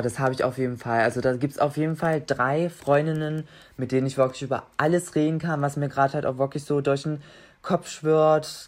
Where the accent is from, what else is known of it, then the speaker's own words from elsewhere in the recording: near Magdeburg, Saxony-Anhalt, Germany; ich komme aus der Nähe von Magdeburg